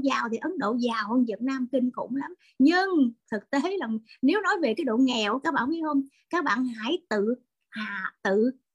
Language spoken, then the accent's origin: Vietnamese; Vietnam; người Việt Nam chúng tôi